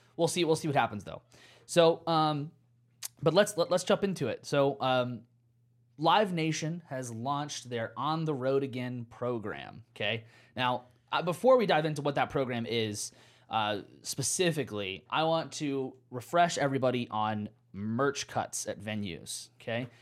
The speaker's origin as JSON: {"language": "English", "country": "United States", "said": "Maybe I'm just American"}